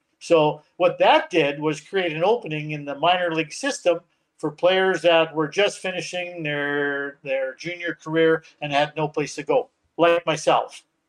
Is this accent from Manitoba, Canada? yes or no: yes; Winnipeg, Manitoba, Canada; I came back to Winnipeg. I'm homegrown Winnipeg, born and raised in Winnipeg. Came back to Winnipeg